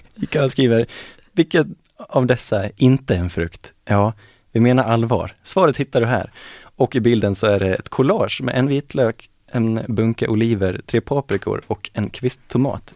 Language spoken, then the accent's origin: Swedish; Falun, Dalarna County, Sweden; now in Gothenburg, Sweden; Det är där jag växte upp, i det området